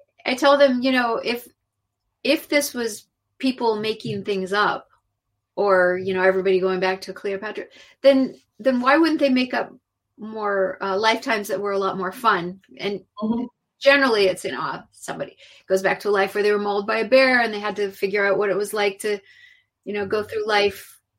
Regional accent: California, United States; also born or lived in Mexico; growing up in California

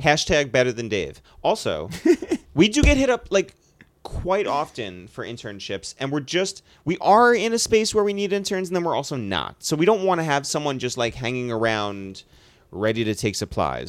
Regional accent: United States; it was an advantage to live near the city

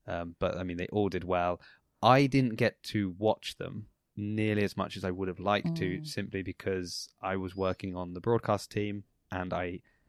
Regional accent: Southampton, South East England, United Kingdom; born or raised there

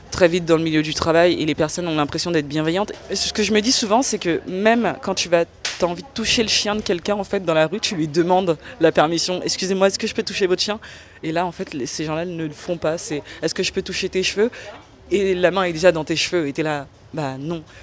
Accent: Paris, Île-de-France, France; accent: Parisian; Je suis une Française et euh, au sein de ma famille, mes petits cousins, leur grande blague, c'est d'imiter mon, accent, mon accent parisien, comme ils disent.

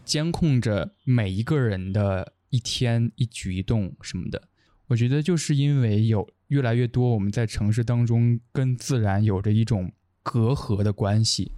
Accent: Henan, China; 我是一个河南人

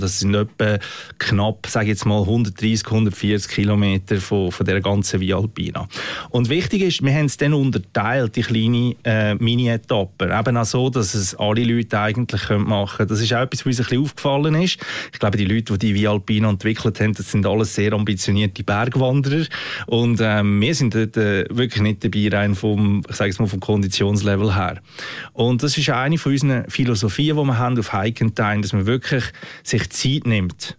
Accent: Central Switzerland, Switzerland; Du hörst vielleicht auch ein bisschen an meinem Dialekt. Ich bin in der Innerschweiz aufgewachsen

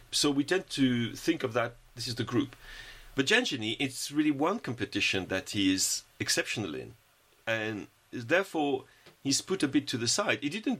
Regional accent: France

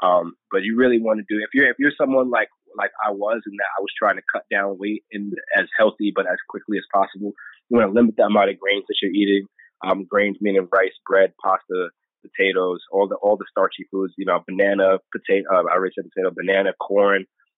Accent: New York, United States; So growing up in New York, man, you love sandwich.

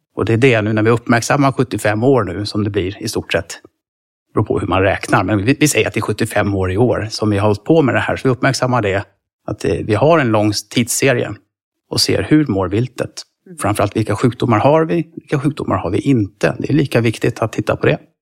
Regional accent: Stockholm, Stockholm County, Sweden; now in near Uppsala, Sweden; jag bor nära Uppsala, jag är från Stockholm från början

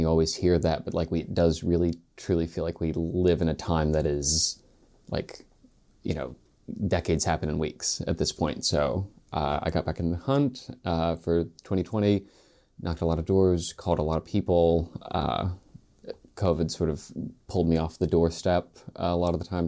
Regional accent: Spencer, West Virginia, United States; I'm from Spencer, West Virginia, which is in Roane County

